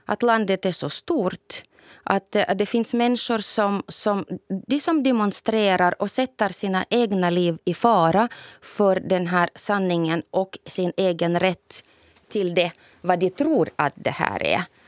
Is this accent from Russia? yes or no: yes; Novosibirsk, Novosibirsk Oblast, Russia; moved away; i min hemstad säkert i Novosibirsk